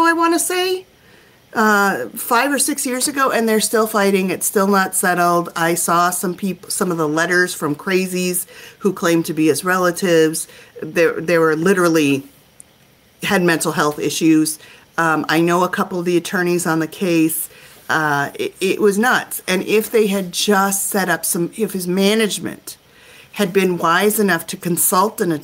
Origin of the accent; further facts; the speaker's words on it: Minnesota, United States; I'm from Minnesota